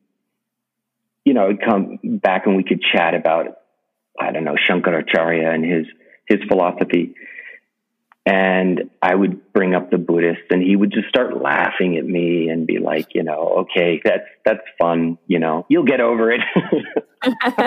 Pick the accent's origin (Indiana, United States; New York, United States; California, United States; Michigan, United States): New York, United States; New York City; I grew up in New York City, in Manhattan